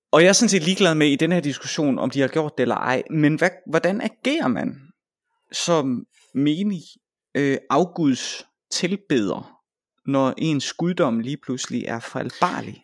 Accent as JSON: {"language": "Danish", "town": "Vejle", "region": "Southern Denmark", "country": "Denmark", "said": "Vejle, hvor jeg kommer fra"}